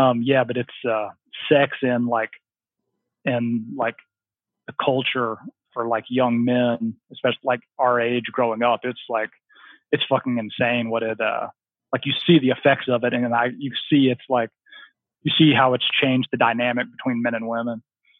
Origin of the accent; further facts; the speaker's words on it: the South, United States; I just like love growing up in the South, I was just always outside and I just loved being outside.